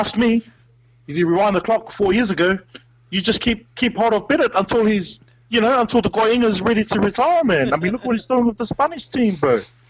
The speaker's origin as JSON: {"language": "English", "town": "Gold Coast", "region": "Queensland", "country": "Australia", "said": "I'm actually from the Gold Coast."}